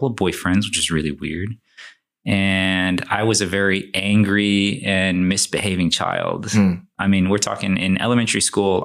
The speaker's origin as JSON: {"language": "English", "town": "Houston", "region": "Texas", "country": "United States", "tie": "born or raised there", "said": "I was born in Houston, Texas, right? To Chinese/Taiwanese citizens that immigrated here. I think they came here to go to university. We grew up in A-Leaf, which is, as of today, a not so nice part of Houston"}